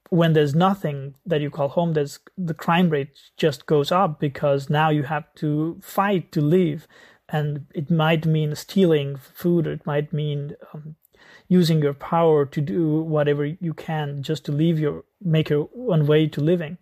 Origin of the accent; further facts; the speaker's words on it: Nepal; I grew up in Nepal